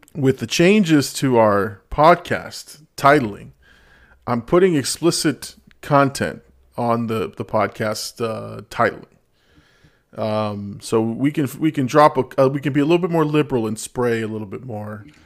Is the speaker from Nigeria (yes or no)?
no; Peru; I'm from Peru. I claim the Peruvian set